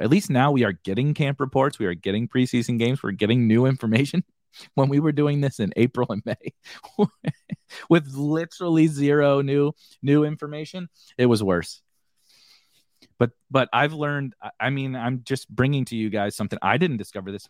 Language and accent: English; Mascoutah, Illinois, United States; from a town called Muscuda, Muscuda, Illinois